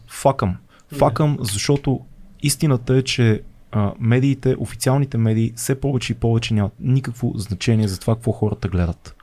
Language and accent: Bulgarian; Bulgaria; като българи